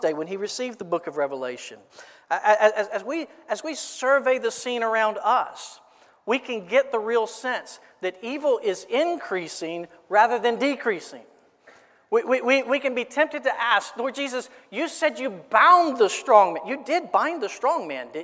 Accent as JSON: {"language": "English", "town": "Florence", "region": "South Carolina", "country": "United States", "tie": "born or raised there", "said": "I grew up in Florence"}